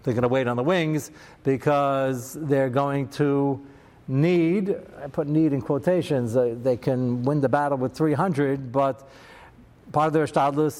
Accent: United States; I'm very American

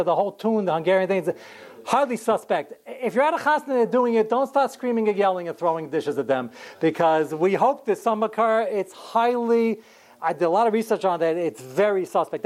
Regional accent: United States; I'm fifth generation American, and before that, we're from Kovna

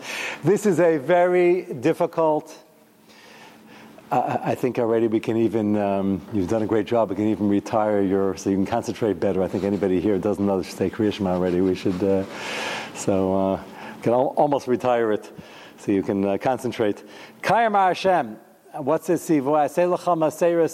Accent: United States; I'm American

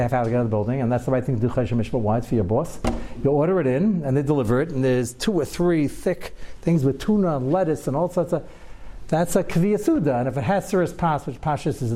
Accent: United States; I was born in America also

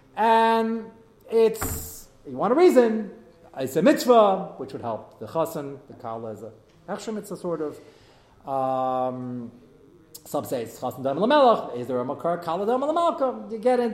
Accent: United States

